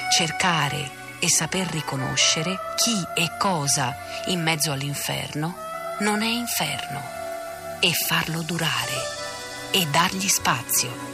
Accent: Rome, Lazio, Italy; Io sono romana di sette generazioni, da parte di mio padre

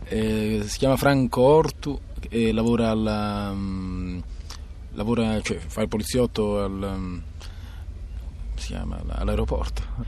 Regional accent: Ascoli Satriano, Apulia, Italy; moved away as an adult; in provincia di Foggia, Ascoli Satriano

